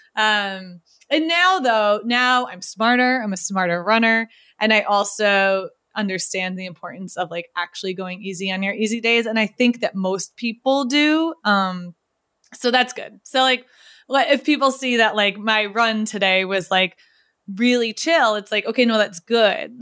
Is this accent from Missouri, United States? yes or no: no; New York, United States; now in Cambridge, United States; I'm from New York, but I live in Cambridge.